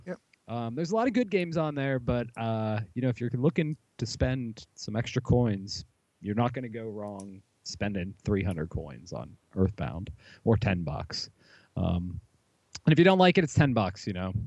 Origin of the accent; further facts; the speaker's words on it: Pittsburgh, Pennsylvania, United States; I'm from Pittsburgh